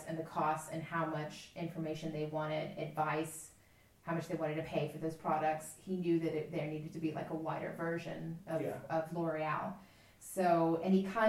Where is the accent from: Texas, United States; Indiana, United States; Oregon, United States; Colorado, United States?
Texas, United States; I come from Texas